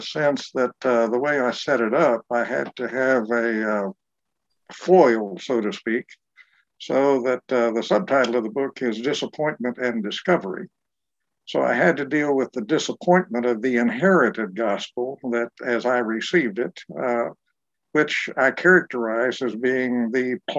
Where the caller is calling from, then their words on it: Durham, North Carolina, United States; I'm joining you from my home in Durham, North Carolina.